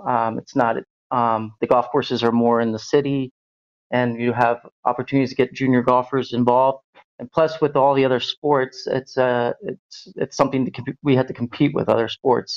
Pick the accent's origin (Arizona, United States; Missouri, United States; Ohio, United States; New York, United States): Ohio, United States; Cincinnati; moved away as an adult; now in Berlin, Germany; I'm originally from Ohio, uh, Cincinnati area